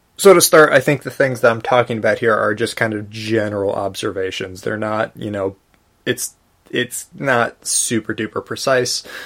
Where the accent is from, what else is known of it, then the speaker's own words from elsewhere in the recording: United States; I'm an American Buddhist